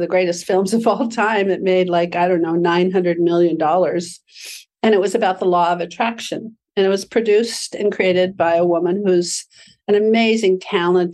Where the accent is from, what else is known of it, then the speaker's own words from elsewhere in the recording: Aspen, Colorado, United States; my hometown of Aspen, Colorado